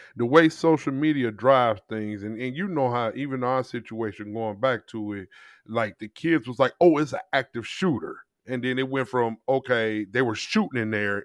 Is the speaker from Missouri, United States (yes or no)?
yes; St. Louis, Missouri, United States; moved away; where we live is much different than where I grew up in Saint Louis.